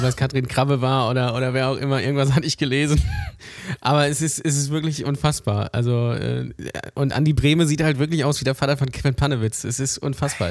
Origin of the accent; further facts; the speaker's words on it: Lübeck, Schleswig-Holstein, Germany; ich komme gebürtig aus Lübeck und bin auch hier aufgewachsen